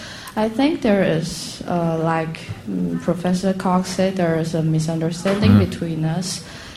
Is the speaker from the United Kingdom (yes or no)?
no; China; I'm from China